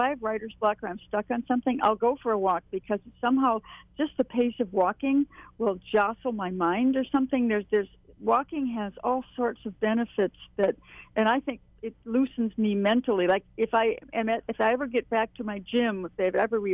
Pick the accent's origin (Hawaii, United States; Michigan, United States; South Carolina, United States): Hawaii, United States; moved away; also born or lived in Dakotas; I grew up in Hawaii